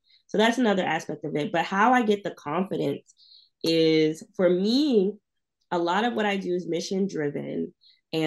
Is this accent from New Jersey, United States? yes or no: no; New York, United States; I grew up in New York